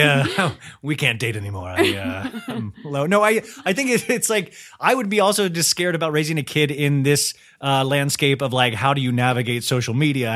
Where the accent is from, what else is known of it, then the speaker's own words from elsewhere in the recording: Kansas, United States; moved away; I grew up in Kansas